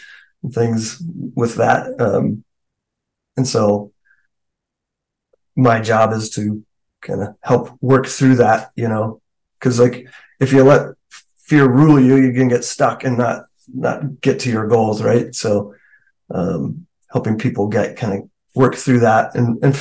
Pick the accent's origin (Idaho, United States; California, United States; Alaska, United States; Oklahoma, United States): Alaska, United States; now in Colorado, United States; I grew up in Alaska. I live in Colorado now, but I was born and raised there.